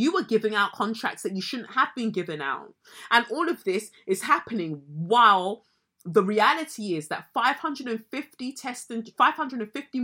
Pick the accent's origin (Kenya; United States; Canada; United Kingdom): United Kingdom; we as the British public